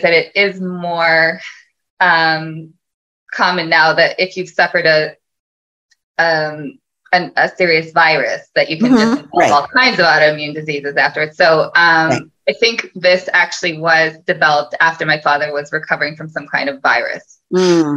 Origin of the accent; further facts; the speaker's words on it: Toronto, Ontario, Canada; I'm from Toronto, grew up in Toronto, born and bred